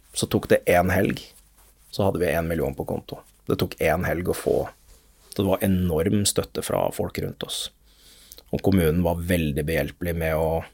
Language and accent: Norwegian; Lørenskog, Akershus, Norway; Det er der hvor jeg har vokst opp, i Lørenskog